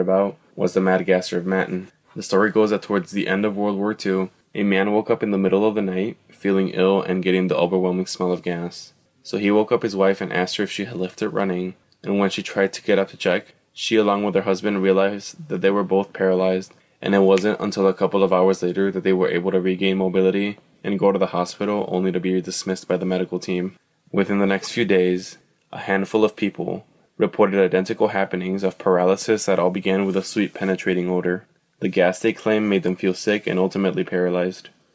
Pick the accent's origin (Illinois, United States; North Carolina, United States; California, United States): Illinois, United States; Growing up in Illinois